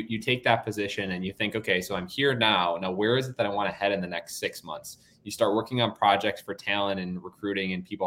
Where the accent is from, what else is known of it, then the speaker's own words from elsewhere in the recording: Wisconsin, United States; moved away as an adult; now in San Francisco, United States; I grew up in Wisconsin as a kid